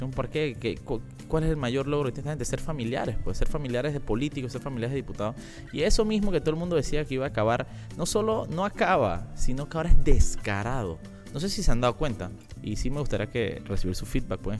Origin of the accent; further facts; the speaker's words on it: La Chorrera, Panamá Oeste, Panama; yo que soy de Panamá Oeste, eh, digo, tengo años no vivo en Panamá Oeste, pero yo soy nacido y crecido en Chorrera.